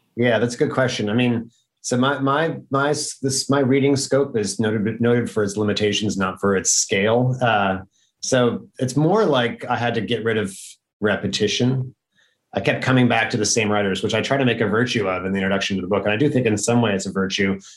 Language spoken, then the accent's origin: English; upstate New York, United States; I wrote about my hometown